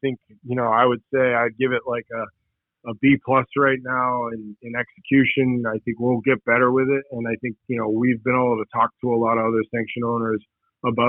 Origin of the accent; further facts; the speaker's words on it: Boston, Massachusetts, United States; I'm an Irish kid from Boston that doesn't speak a lick of Spanish.